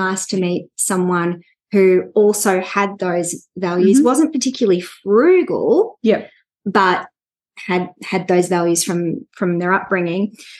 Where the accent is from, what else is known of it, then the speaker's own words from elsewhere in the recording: Melbourne, Victoria, Australia; also born or lived in Sydney; I'm from Melbourne